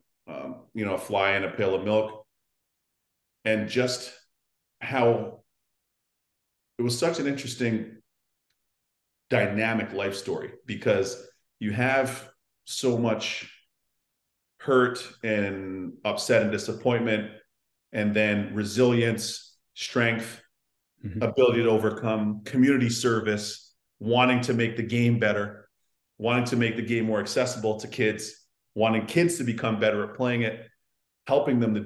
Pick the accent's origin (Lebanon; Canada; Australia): Canada; Toronto, Ontario; we grew up on the Canadian Tire cash.